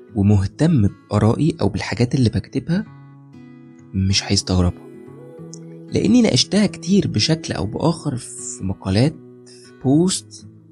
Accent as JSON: {"language": "Arabic", "country": "Egypt", "said": "عندنا في مصر"}